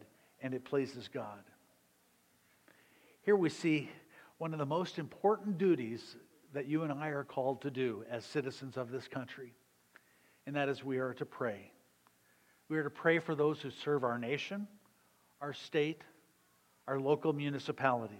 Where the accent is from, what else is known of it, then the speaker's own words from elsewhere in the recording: Southern Illinois, United States; moved away; I was growing up in Southern Illinois